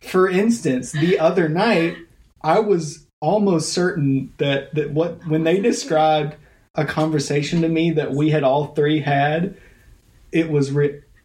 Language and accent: English; United States; I'm from Taylor uh, Taylor County High School